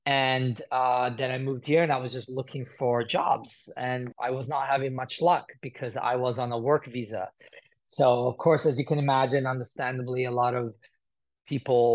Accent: Italy; moved away as an adult; also born or lived in United Kingdom / Chicago, United States; now in Los Angeles, United States; I was born in Italy, raised between Italy and the United Kingdom. And then I moved to the United States in 2010.

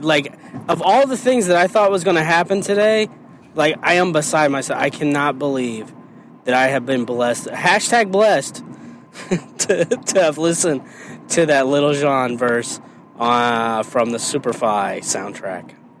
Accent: Indiana, United States; moved away; also born or lived in Illinois; I grew up in Indiana, and I never had Popeye's chicken till I moved to Illinois.

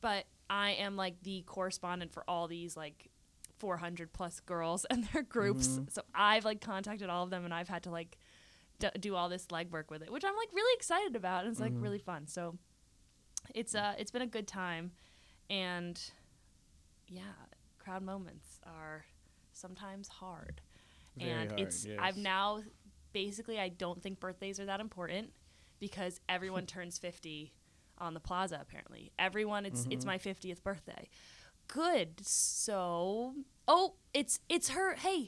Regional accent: Nebraska, United States; accent: southern American; I'm from Nebraska.

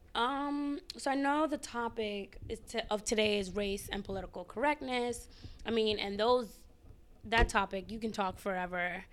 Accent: New York City, New York, United States; moved away as an adult; also born or lived in Ghana (family ancestry); now in Washington, D.C., United States; I am from the Bronx

